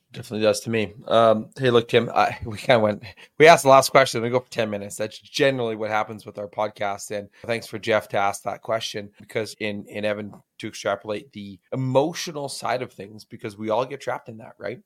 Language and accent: English; Alberta, Canada; I'm from Alberta, which is straight north of Montana